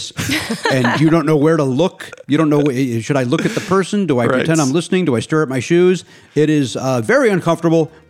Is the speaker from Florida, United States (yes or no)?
no; Oak Forest, Illinois, United States; I'm from a place called Oak Forest, which is about 30 miles from Joliet